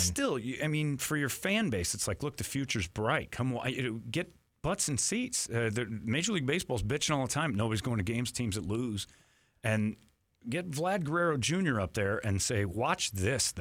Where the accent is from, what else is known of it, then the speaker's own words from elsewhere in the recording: United States; as an American